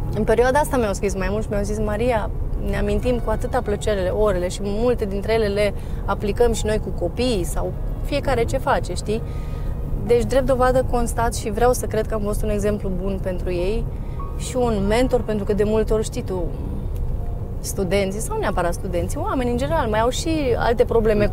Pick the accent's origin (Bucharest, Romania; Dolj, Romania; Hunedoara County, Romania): Hunedoara County, Romania; Deva; also born or lived in Fălticeni, Suceava County, Romania; Eu crescând la Deva